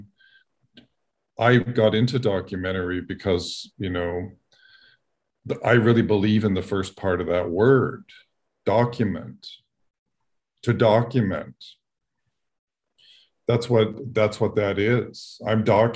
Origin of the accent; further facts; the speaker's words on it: Toronto, Ontario, Canada; I grew up in Toronto